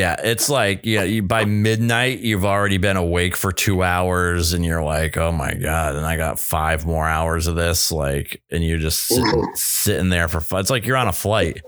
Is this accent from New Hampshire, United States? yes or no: yes; New Hampshire, United States; moved away; I grew up in New Hampshire